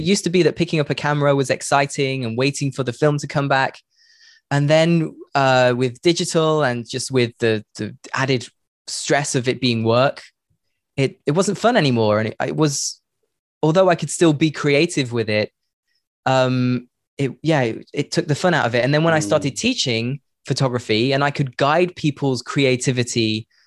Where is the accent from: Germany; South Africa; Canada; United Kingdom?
United Kingdom; Leicester, East Midlands; moved away as an adult; also born or lived in London / Netherlands / Cambodia; I'm from Leicester in the UK